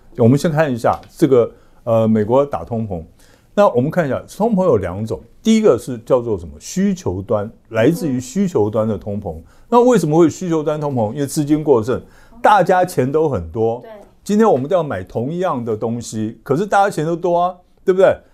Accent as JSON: {"language": "Chinese", "country": "Taiwan", "said": "我们台湾人"}